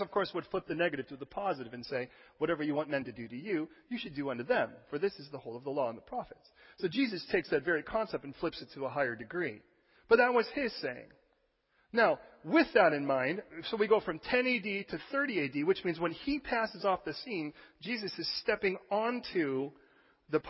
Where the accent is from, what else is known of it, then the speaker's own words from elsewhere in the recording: United States; as an American